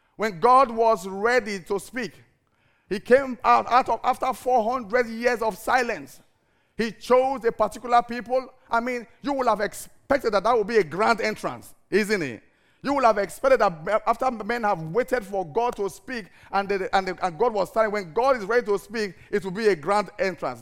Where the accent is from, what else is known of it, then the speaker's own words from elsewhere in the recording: Cyprus; moved away; I'm from Cyprus